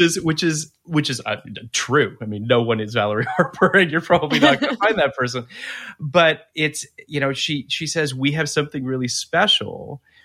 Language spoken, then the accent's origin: English; Canada; as a Canadian